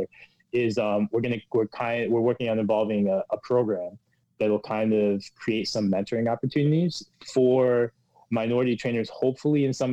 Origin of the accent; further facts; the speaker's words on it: Pennsylvania, United States; now in New York, United States; I grew up in Pennsylvania